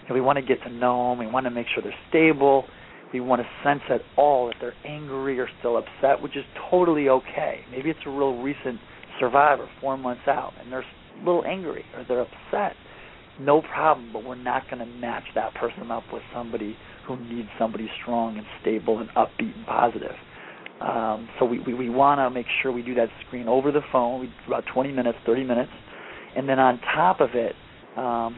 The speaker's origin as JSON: {"language": "English", "region": "Michigan", "country": "United States", "said": "I'm from Michigan. Yep. I played football in high school"}